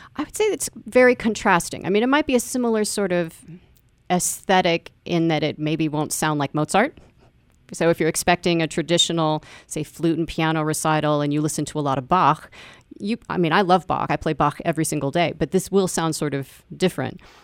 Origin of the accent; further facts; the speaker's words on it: Texas, United States; I'm a Texan artist